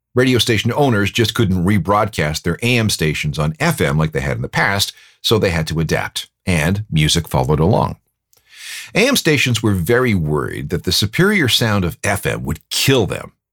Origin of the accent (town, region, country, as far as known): Canada